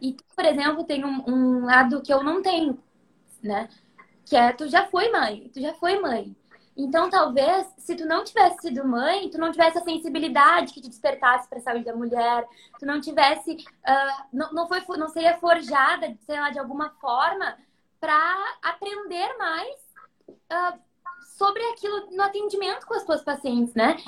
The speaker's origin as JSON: {"language": "Portuguese", "town": "Taquara", "region": "Rio Grande do Sul", "country": "Brazil", "tie": "born or raised there", "also_born_or_lived": "Porto Alegre / Gramado", "said": "em Taquara, que é minha cidade natal"}